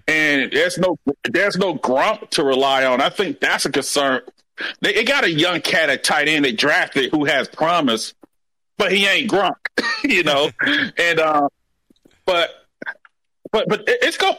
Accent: Montgomery, Alabama, United States; I'm from Montgomery, Alabama

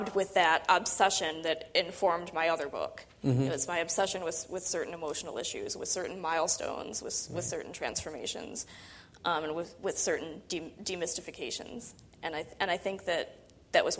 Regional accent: Michigan, United States; I was living in I grew up in Michigan

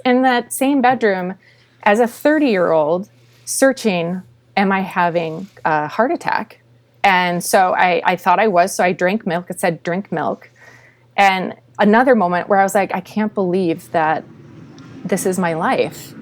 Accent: Minnesota, United States; I was born and raised in Minnesota

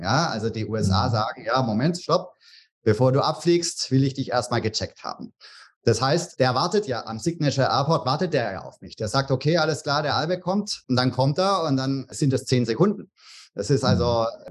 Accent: Tübingen, Baden-Württemberg, Germany; moved away as an adult; now in Bahamas; Ich komme aus Tübingen ursprünglich

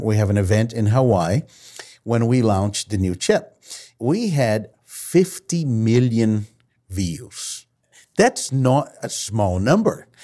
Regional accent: Brazil; moved away; I've been born and raised in Brazil

